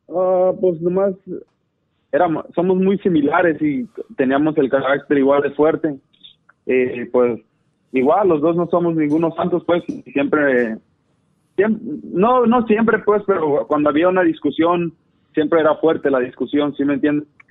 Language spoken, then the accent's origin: Spanish; Zacatecas, Mexico; now in North Carolina, United States; nací aquí en Norte Carolina, pero ah, fui criado en Zacatecas